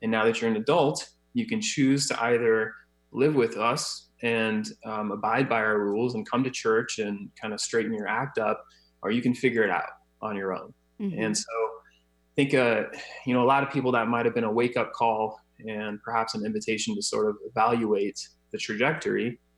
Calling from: Scottsdale, Arizona, United States; Scottsdale, Arizona.

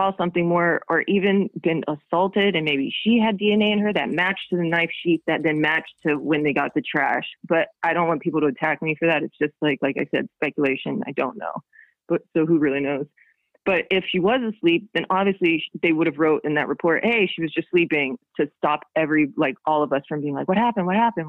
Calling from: London, United Kingdom; I'm calling from London and calling off of Skype.

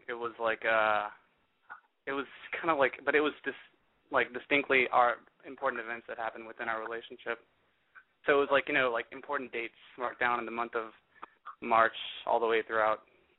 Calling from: Austin, Texas, United States; I'm calling from Austin.

